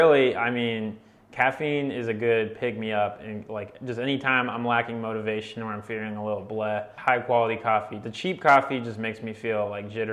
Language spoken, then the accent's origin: English; Akron, Ohio, United States; I'm a producer from Akron, Ohio